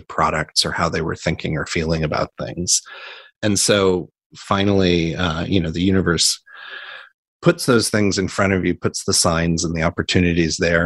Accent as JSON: {"language": "English", "region": "Indiana", "country": "United States", "tie": "born or raised there", "also_born_or_lived": "New York", "moved": "yes", "lives_now": "San Francisco, United States", "said": "I grew up in the Midwest in Indiana"}